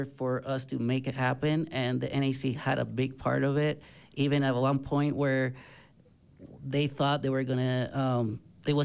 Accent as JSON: {"language": "English", "country": "Puerto Rico", "tie": "born or raised there", "moved": "yes", "said": "I am originally born and raised in Puerto Rico."}